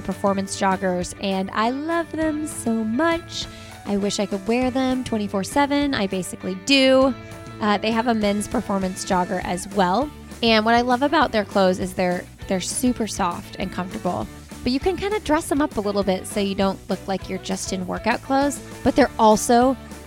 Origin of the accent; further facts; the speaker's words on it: Indiana, United States; I'm from Indiana, and I have family that talks like